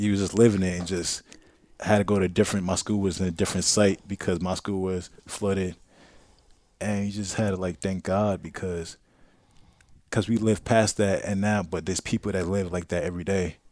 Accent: New York City, New York, United States; moved away as an adult; also born or lived in Brooklyn; now in Tampa, United States; I'm from Queens

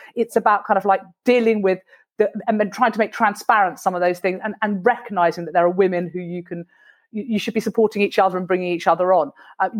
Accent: United Kingdom; It's because we're very British and it's quite difficult to kind of say, you know what, I think that's really outrageous and sexist.

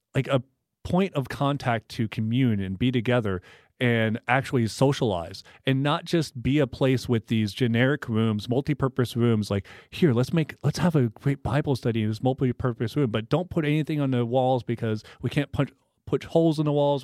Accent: Tomball, Texas, United States; I worked at a local coffee shop in my hometown growing up in Tomball, Texas.

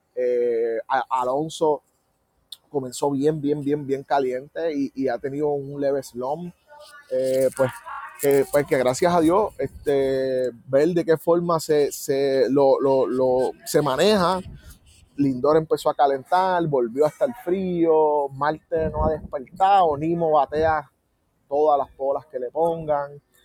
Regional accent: Puerto Rico; como puertorriqueños

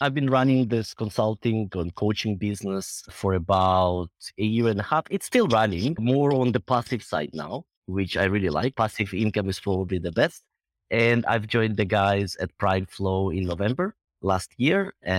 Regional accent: Israel; moved away as an adult; also born or lived in Belarus; now in United Kingdom; I'm originally from Belarus, but grew up in Israel and came to the UK about 10 years ago to do my MBA here and kind of stuck around.

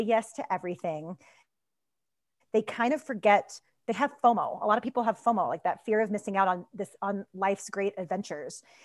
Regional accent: Kentucky, United States; moved away as an adult; also born or lived in Boulder, Colorado / Denver, Colorado; now in Golden, United States; I grew up in Kentucky

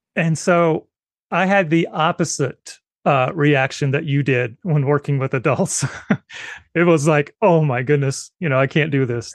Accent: South Carolina, United States; also born or lived in Northern Virginia / Utah; now in Ohio, United States; I never experienced that much snow because I grew up in South Carolina.

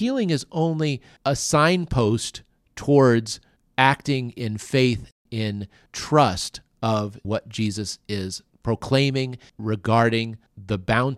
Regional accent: Colorado, United States; I'm from Colorado, but I prefer going to the beach if I'm going to relax.

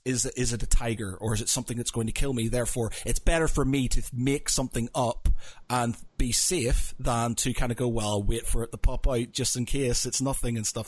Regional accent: Northern Ireland, United Kingdom; I come from Northern Ireland and religion is a huge thing there

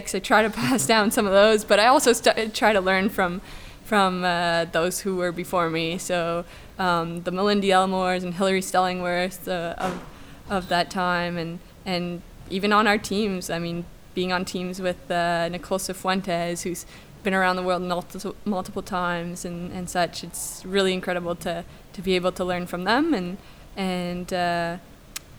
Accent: Moncton, New Brunswick, Canada; moved away as an adult; my hometown in Moncton, New Brunswick

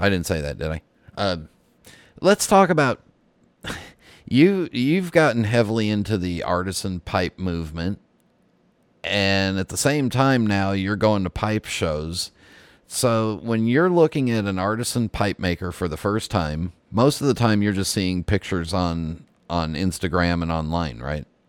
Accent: West Coast, United States; moved away; I'm south of you now, but I grew up on the West Coast

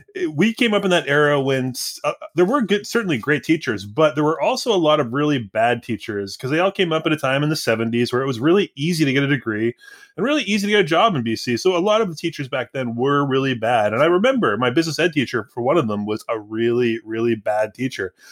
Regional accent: Surrey, British Columbia, Canada; I grew up in Surrey

